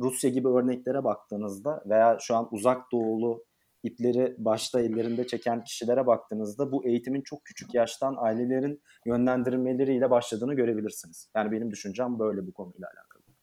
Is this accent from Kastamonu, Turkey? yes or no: no; Eskişehir, Turkey; moved away as an adult; also born or lived in Istanbul; 1992 yılında Eskişehir'de doğdum.